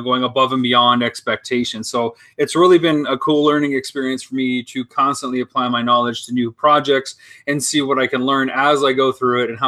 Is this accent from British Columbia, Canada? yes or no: no; London, Ontario, Canada; moved away as an adult; also born or lived in United States; I'm from London, Ontario. I've lived abroad for the last